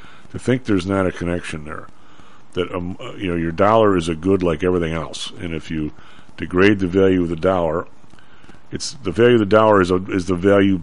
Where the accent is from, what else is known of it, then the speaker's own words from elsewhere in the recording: Chicago, Illinois, United States; I'm from the South Side.